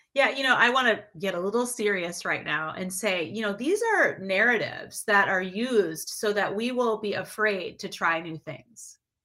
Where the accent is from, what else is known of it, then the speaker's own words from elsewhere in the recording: Minneapolis, Minnesota, United States; also born or lived in Detroit, Michigan; I was born in Detroit, and my then we moved to uh, Minneapolis, St. Paul area